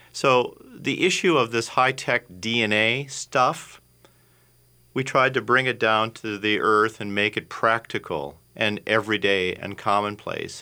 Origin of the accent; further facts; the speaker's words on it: Minneapolis, Minnesota, United States; I'm a Minnesota boy. I grew up in the South Minneapolis area